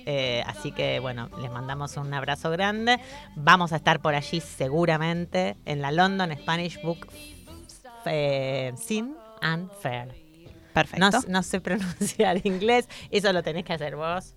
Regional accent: Argentina; now in Spain; como migrantes argentinas que somos las tres acá

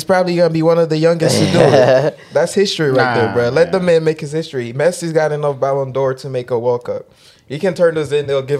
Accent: Haiti; moved away; I grew up in Haiti.

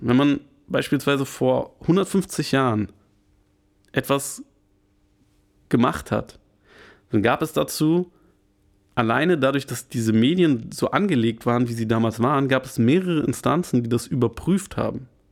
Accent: Germany; bei uns in Deutschland, wo wir halt einen sehr, sehr viel Mittelstand haben

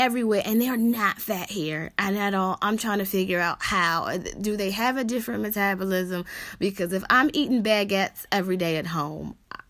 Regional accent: United States; a lot of the perception of Americans is that we are entitled

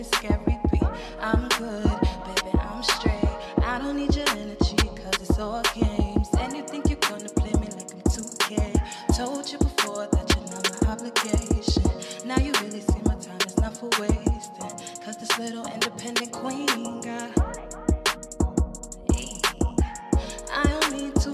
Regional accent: Bridgeport, Connecticut, United States; I'm from Bridgeport, Connecticut.

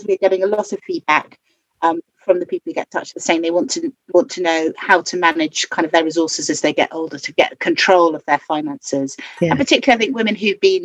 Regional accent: London, United Kingdom; I grew up in Soho, and my stepfather did a lot of counselling of patients

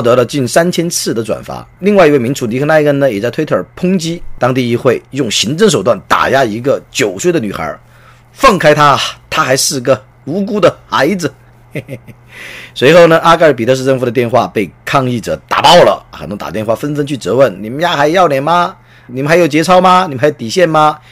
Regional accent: China; 我们中国

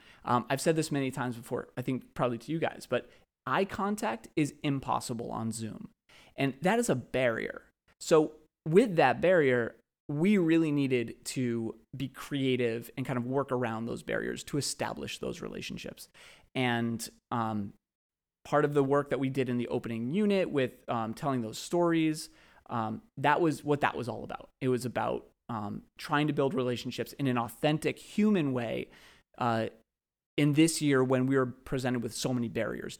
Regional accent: Brookline, Massachusetts, United States; I grew up in Brookline.

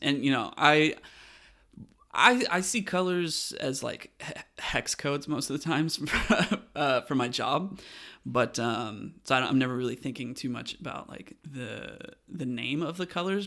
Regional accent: West Coast, United States; I'm from the West Coast

